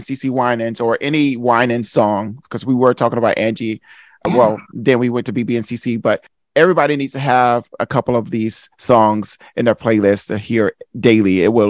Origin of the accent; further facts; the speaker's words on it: outside of Atlanta, Georgia, United States; now in Washington, D.C., United States; No, I'm in D.C. now, but I grew up in Georgia.